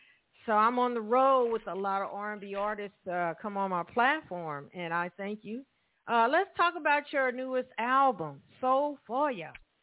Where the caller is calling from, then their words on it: Evansville, Indiana, United States; I'm calling from Evansville, Indiana.